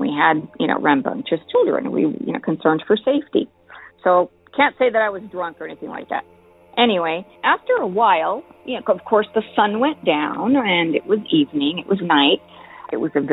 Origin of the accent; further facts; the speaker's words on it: El Paso, Texas, United States; I was born and raised in El Paso, Texas